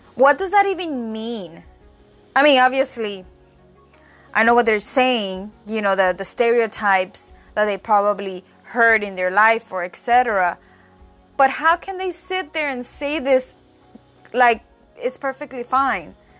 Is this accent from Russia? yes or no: no; Puerto Rico; I say I'm from Puerto Rico, because obviously, as many as you know, I was born and raised in the island